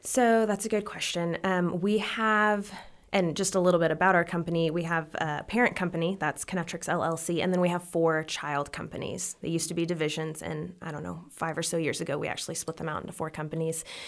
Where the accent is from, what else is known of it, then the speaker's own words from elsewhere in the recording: Odessa, Texas, United States; also born or lived in Lubbock, Texas; I grew up in Odessa, Texas, and then I came here for college to go to L C U